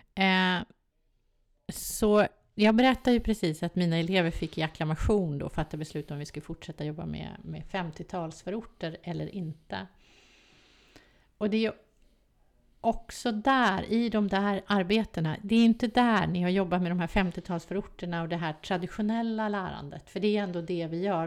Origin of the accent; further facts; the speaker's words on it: Stockholm, Stockholm County, Sweden; jag kommer från Västerort, jag älskar Västerort